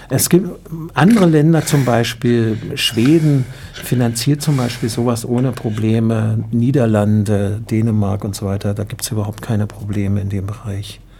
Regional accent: Germany; also wir, ich, ich komme nun aus Deutschland, muss ich dazu sagen, dann schaue ich immer nach Deutschland.

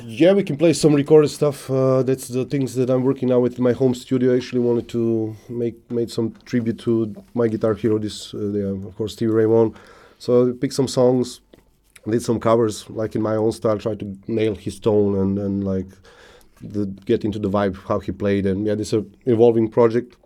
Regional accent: South Serbia, Serbia; English is a second language; moved away as an adult; also born or lived in Niš, Serbia; I was born in, in, one one small city in uh, South Serbia. Grew up there actually.

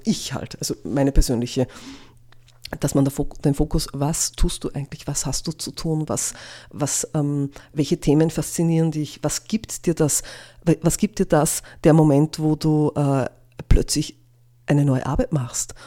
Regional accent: Innviertel, Upper Austria, Austria; now in Linz, Austria; Ich bin am Land aufgewachsen, im Innviertel

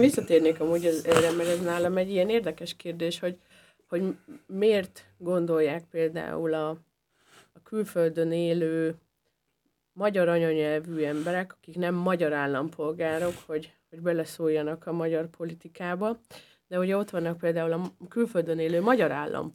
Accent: Upper Hungary, Felvidék, Slovakia; now in Austria; én a, a felvidéki életemet én rögtön egy osztrák életre cseréltem

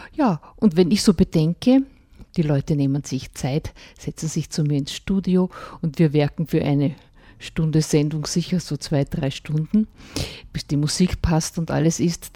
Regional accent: Mühlviertel, Upper Austria, Austria; bei uns im Mühlviertel

